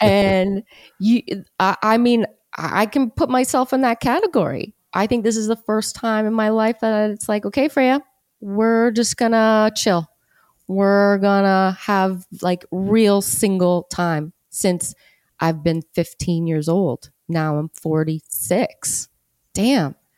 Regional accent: Hamilton, Ontario, Canada; Here, born and raised.

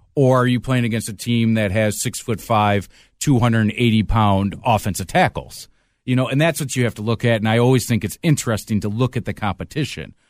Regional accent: Macomb County, Michigan, United States; I grew up in Macomb County

